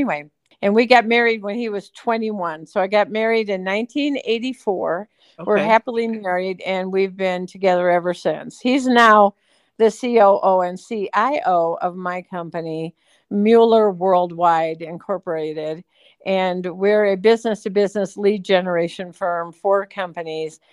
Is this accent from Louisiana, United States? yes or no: no; Cleveland, Ohio, United States; moved away as an adult; also born or lived in Michigan; now in Idyllwild, United States; I was born and raised in Cleveland, Ohio, and went to college in Michigan